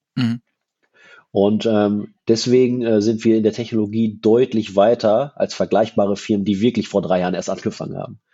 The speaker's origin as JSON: {"language": "German", "region": "Berlin", "country": "Germany", "said": "als Berliner"}